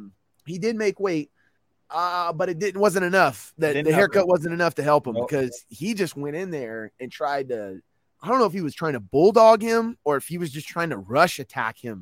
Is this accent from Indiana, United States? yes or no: no; Louisiana, United States; moved away; growing up in Louisiana, we had the Hornets.